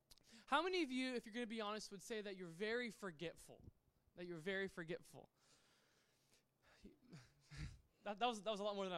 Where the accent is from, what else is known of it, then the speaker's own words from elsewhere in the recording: Yuba City, California, United States; also born or lived in Sacramento, California / Napa, California; So I was born in Sacramento. Lived there for like 2 years. And then I moved to a town called Yuba City.